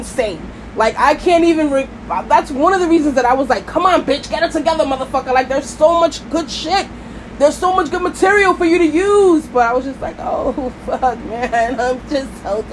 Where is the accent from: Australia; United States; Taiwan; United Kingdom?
United States; New York City, New York; I'm from Brooklyn